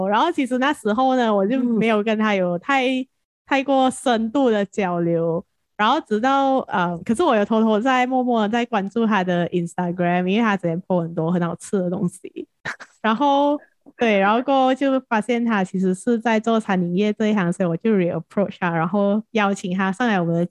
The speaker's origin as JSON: {"language": "Chinese", "region": "Penang", "country": "Malaysia", "tie": "born or raised there", "said": "base 在槟城，就是我们的家乡"}